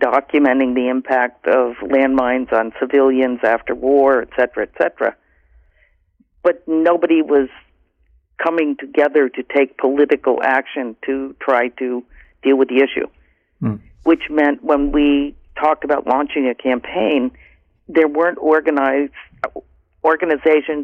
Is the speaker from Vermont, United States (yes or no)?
yes; Vermont, United States; There's a 350 Vermont in my home state that I participate